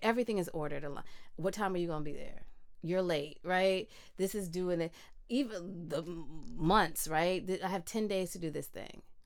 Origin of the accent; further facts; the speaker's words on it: Midwest, United States; moved away; I grew up in the Midwest